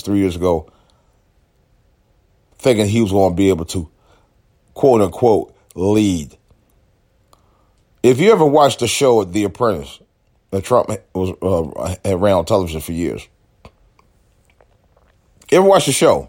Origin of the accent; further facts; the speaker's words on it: United States; as an American citizen, as an American U.S. taxpayer